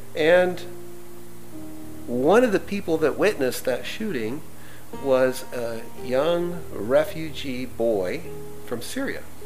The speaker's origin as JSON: {"language": "English", "country": "United States", "said": "as an American"}